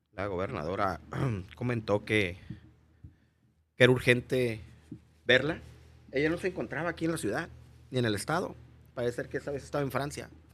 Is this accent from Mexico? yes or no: yes; Mexico; moved away as an adult; also born or lived in United States; nosotros somos los mexicanos